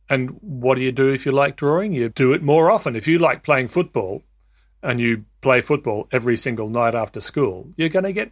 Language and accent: English; Australia; I'd love to talk to you about being in the Scouts and growing up in Australia, where rather than just going off into a farm somewhere, you'd actually go into the bush